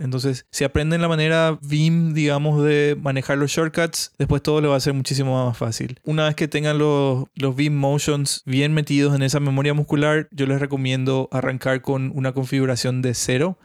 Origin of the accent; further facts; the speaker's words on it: Paraguay; now in Brazil; soy un desarrollador de Paraguay, vivo en Brasil ahora mismo.